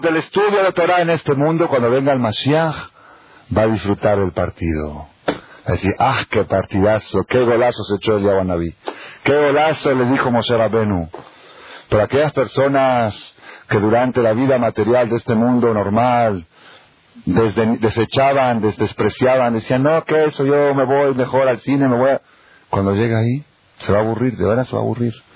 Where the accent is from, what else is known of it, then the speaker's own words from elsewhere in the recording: Argentina; moved away; yo soy argentino, ahí somos puro fútbol de chiquito